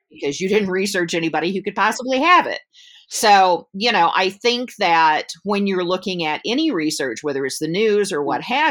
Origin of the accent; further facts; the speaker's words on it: Georgia, United States; also born or lived in Michigan; I'm I'm from the South. I'm from in the states. I'm from Georgia.